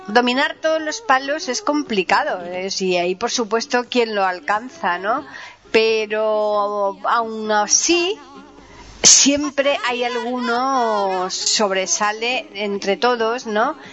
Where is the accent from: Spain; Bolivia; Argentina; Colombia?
Spain; Seville, Andalusia; mi tierra